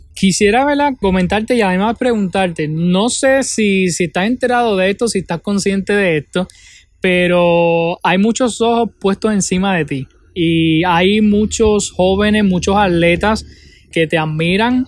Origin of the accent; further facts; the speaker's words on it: Utuado, Puerto Rico; en mi pueblo de Utuado